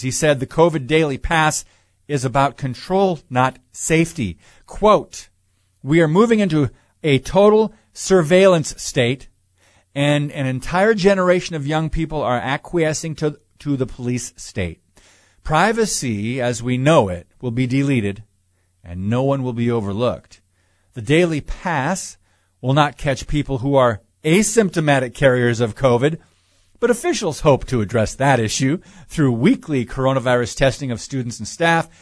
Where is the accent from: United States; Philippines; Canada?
United States; I am an American